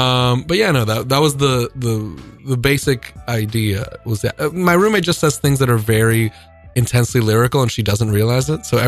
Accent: Dominican Republic; now in New York City, United States; For someone born and raised in the Dominican Republic

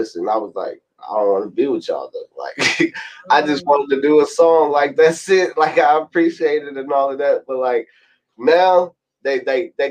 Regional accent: Louisville, Kentucky, United States; also born or lived in Mississippi; I moved down here in Louisville, Kentucky back in 2006. So I've been down here in Louisville, Kentucky ever since after Hurricane Katrina

